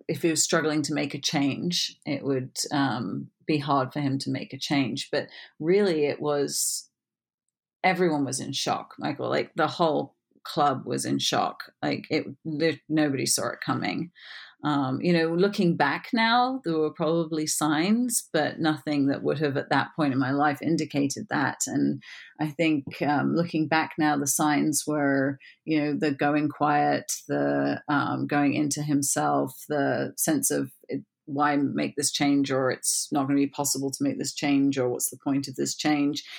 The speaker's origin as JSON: {"language": "English", "region": "England", "country": "United Kingdom", "also_born_or_lived": "Florida", "moved": "as an adult", "said": "I'm obviously English"}